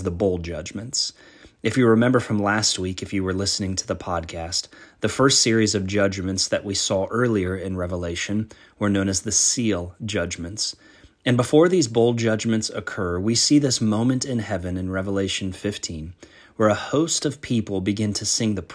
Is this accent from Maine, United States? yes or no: no; Lancaster, Ohio, United States; now in Columbus, United States; In the church where I grew up in Lancaster, Ohio, when I was young